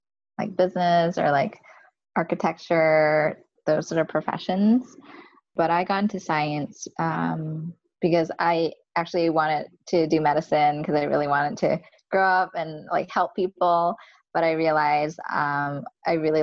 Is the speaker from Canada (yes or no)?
yes; Canada; I was an Asian American, like I'm not from the States, Asian Canadian